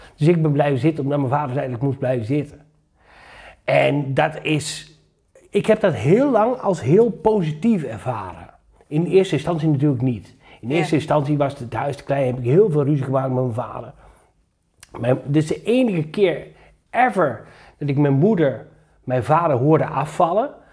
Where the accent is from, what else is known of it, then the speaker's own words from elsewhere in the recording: Achterhoek, Gelderland, Netherlands; ik ben geboren en getogen in de Achterhoek